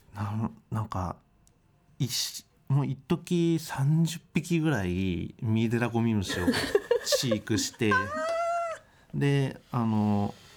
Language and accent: Japanese; Ibaraki, Japan; 地元が茨城なんですけどその自然は豊かなんです